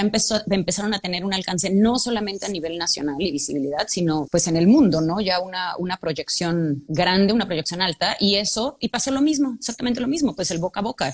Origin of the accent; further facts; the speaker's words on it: Guadalajara, Jalisco, Mexico; yo soy de Guadalajara